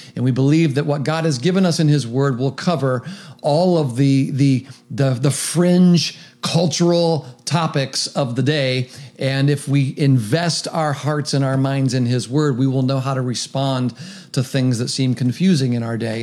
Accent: Meigs County, Ohio, United States; now in Athens County, United States; I'm living in Athens County. I grew up in Meigs County.

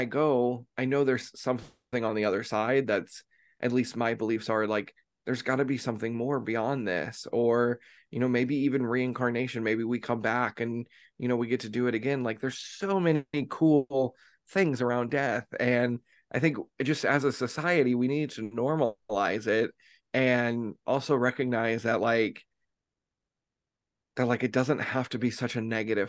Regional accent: United States; growing up, at least in the United States

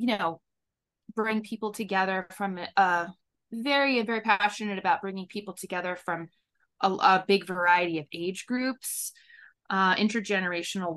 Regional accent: Katonah, New York, United States; in my local community that I grew up in Katonah

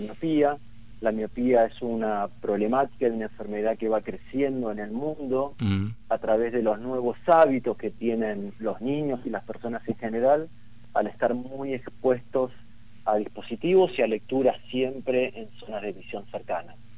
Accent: Argentina

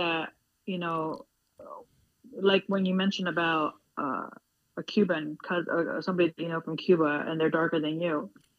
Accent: El Salvador; I'm from El Salvador, right? Which is Central America, right?

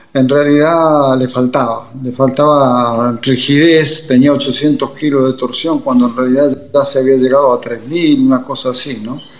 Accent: Argentina; soy argentino

